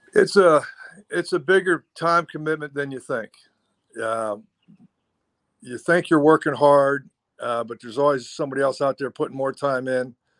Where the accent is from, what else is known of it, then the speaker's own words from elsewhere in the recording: Ohio, United States; moved away as an adult; also born or lived in Oregon; I'm from Ohio and I went to school in Oregon